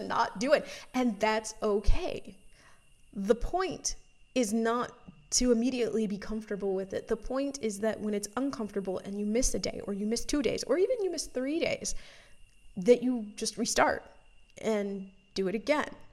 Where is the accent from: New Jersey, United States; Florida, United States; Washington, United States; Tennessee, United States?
Florida, United States; I grew up in Florida